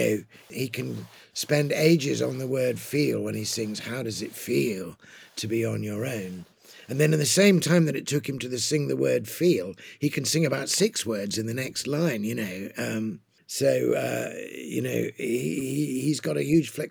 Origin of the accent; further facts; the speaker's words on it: England, United Kingdom; I'm an Englishman of a certain generation.